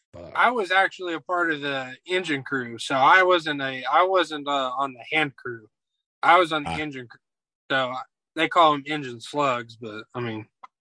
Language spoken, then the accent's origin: English; Northwest Oklahoma, United States; Far in Northwest Oklahoma.